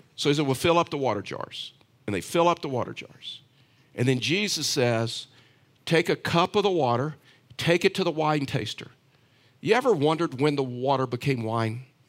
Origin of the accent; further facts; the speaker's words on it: Texas, United States; I was raised, um, in Texas.